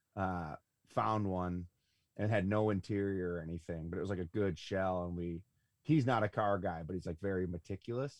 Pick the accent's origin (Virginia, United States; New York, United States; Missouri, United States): New York, United States; Buffalo; I'm from Buffalo, New York